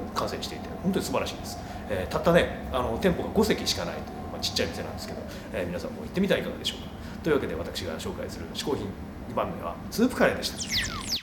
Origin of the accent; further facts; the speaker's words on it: Hokkaido, Japan; moved away; 北海道出身であります